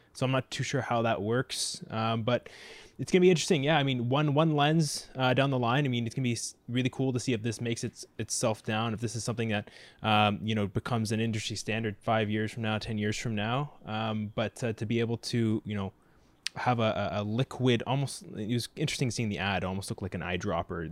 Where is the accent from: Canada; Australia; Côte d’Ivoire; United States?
Canada; Mississauga, Ontario; I grew up in Mississauga